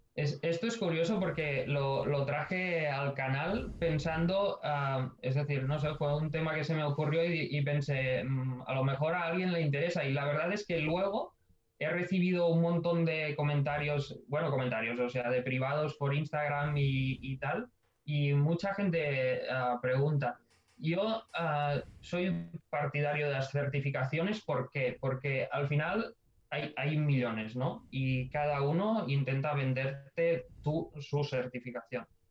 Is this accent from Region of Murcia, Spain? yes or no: no; Ebro Delta, Catalonia, Spain; moved away as an adult; now in Barcelona, Spain; Yo soy del Delta del Ebro y, y estaba dos horas de aquí de Barcelona.